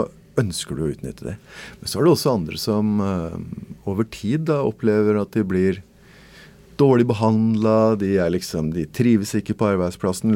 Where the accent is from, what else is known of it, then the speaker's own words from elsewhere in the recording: Norway; I Norge så liker vi å stole på folk.